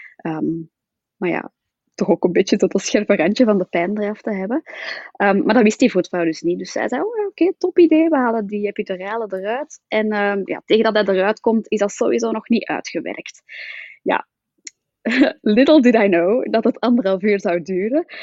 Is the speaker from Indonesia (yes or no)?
no; Flanders, Belgium; accent: Flemish; ik woon samen in het mooie België, zoals je wel kan horen